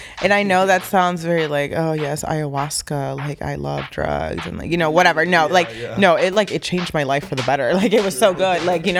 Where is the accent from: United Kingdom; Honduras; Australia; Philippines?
Honduras; also born or lived in New Orleans; now in Grinnell, United States; I am a 23-year-old woman that lives in Grinnell, Iowa with her family. I moved to Iowa in 2009 from New Orleans, and I moved to New Orleans from Honduras in 2001.